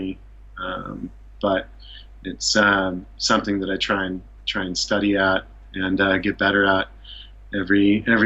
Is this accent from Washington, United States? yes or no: yes; Issaquah, Washington, United States; moved away as an adult; also born or lived in Seattle, Washington; now in Japan; Grew up in Issaquah, Washington